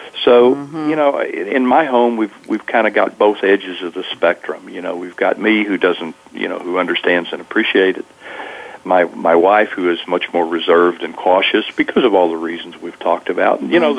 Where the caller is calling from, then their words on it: California, United States; Well, I'm in Northern Californi